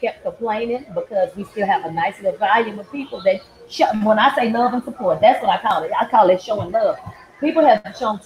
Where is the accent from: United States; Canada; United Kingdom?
United States; Dallas, Texas; I'm from Oak Cliff, Texas